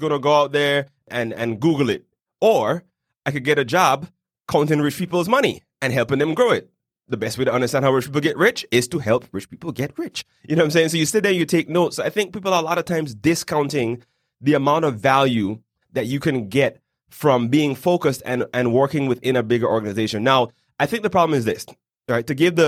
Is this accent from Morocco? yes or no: no; British Virgin Islands; now in Panama City, Panama; I'm originally from the British Virgin Islands, but after living in about 5 different countries, I've now settled in Panama City.